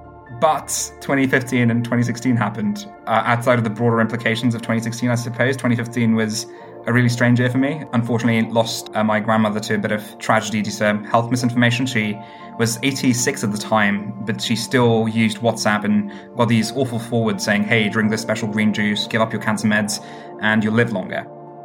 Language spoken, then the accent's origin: English; Stone, West Midlands, United Kingdom; My hometown in the UK happens to be a place called Stone, the highest Brexit voting place in all of the UK.